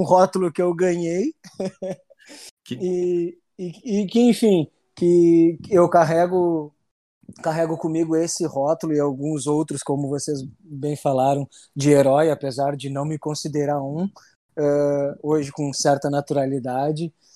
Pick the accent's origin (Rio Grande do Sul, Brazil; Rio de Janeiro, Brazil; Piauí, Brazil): Rio Grande do Sul, Brazil; Rio Grande; consegui vir, vir para minha cidade natal trabalhar